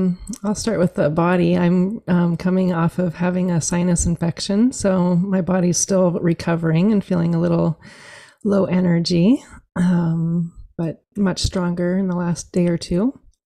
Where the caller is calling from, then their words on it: Eugene, Oregon, United States; So I'm joining you from Eugene, Oregon, and it's a grateful day to have some rain finally after many months of very drought summers. So that's where I'm joining you from.